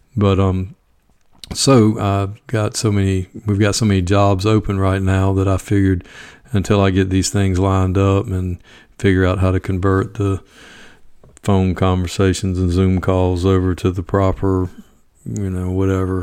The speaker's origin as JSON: {"language": "English", "town": "Evans", "region": "Georgia", "country": "United States", "tie": "born or raised there", "said": "Greenbrier, which is located in my hometown"}